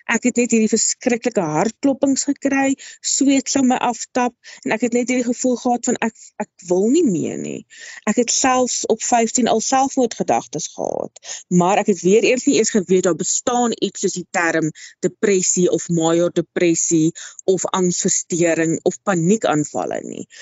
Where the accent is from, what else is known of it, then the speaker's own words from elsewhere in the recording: Wepener, Free State, South Africa; Ek het grootgeword in die klein dorpie Weppener in die Vrystaat. Ek is 'n Vrystater in murg en been.